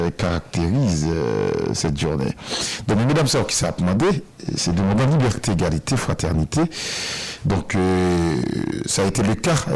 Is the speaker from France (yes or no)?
no; Haiti; mais chez nous en Haïti, nous avons des femmes qui se, qui, se livrent dans, une lutte quotidienne.